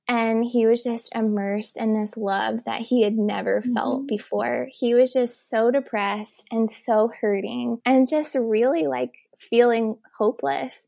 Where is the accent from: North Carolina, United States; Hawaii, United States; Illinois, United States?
North Carolina, United States; Elizabeth City; I'm actually from North Carolina